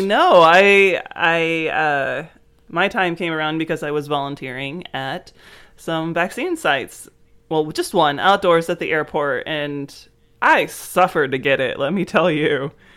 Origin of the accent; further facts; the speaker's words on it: United States; growing up in the United States